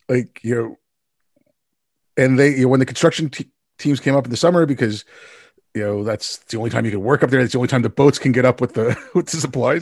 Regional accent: Montreal, Quebec, Canada; I'm thankful that I can also speak French 'cause I grew up in Montreal.

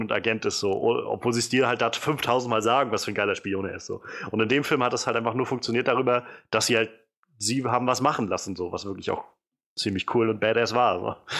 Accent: a city in former East Germany, eastern Germany, Germany; ich bin nicht mehr im Osten aufgewachsen, aber gab dann doch genug, äh, alte Bauten noch in der Stadt, wo ich aufgewachsen bin, die ja immer noch aus D D R-Zeiten da standen

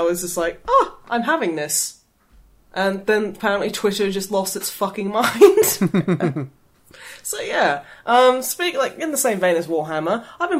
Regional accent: Australia; As an Australian, it is my want.

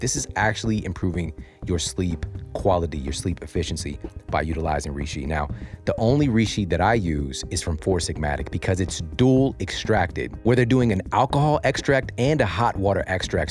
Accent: St. Louis, Missouri, United States; growing up in Saint Louis

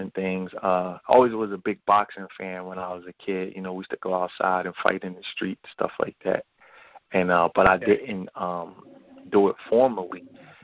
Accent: Philadelphia, Pennsylvania, United States; I was born and raised in Philadelphia. I was born in West Philly.

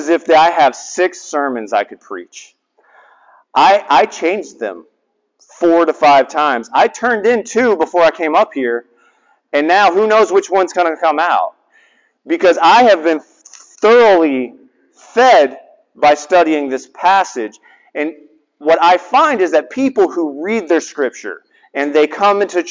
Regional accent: the South, United States; now in Hawaii, United States; I'm from the South.

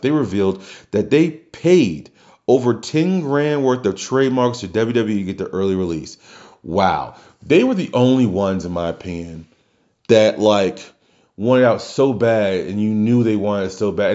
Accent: New Orleans, Louisiana, United States; my hometown, Louisiana

